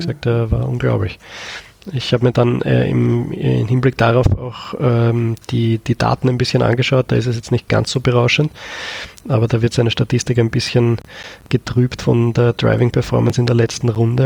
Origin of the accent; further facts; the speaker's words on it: Austria; bei uns in Österreich